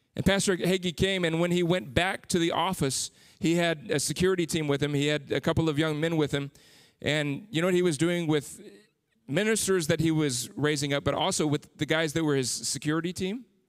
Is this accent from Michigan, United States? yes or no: no; San Antonio, Texas, United States; moved away as an adult; I grew up in San Antonio, was there for thirty-five years